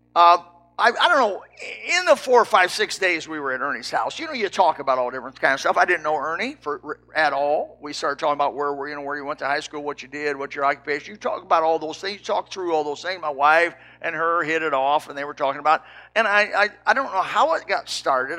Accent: Indiana, United States; I was raised in Indiana

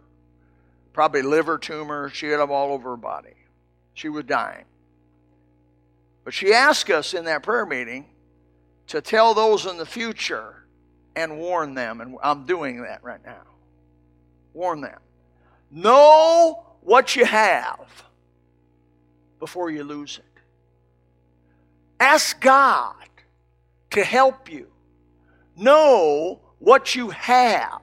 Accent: Elkhart, Indiana, United States; I come from Elkhart, Indiana, a trailer town

